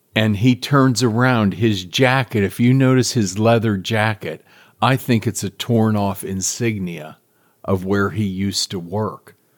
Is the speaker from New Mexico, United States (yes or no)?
no; Pittsburgh, Pennsylvania, United States; growing up in Pittsburgh